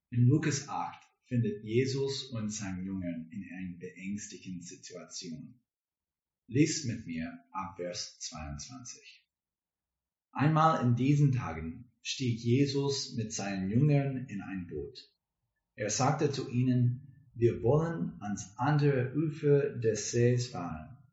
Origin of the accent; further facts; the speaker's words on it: United States; German is a second language; now in Germany; Wir kommen aus den USA, aber jetzt wohnen und arbeiten wir in das Viertel.